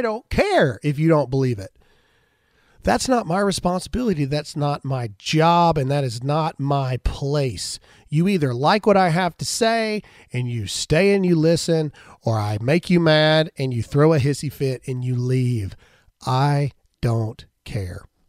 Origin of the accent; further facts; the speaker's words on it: United States; we're Americans